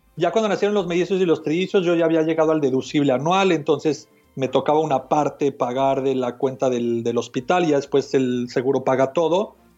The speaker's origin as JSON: {"language": "Spanish", "region": "Mexico City", "country": "Mexico", "tie": "born or raised there", "moved": "as an adult", "lives_now": "United States", "said": "yo nací y crecí en México, en la Ciudad de México, y me mudé a Estados Unidos hace como 17 años"}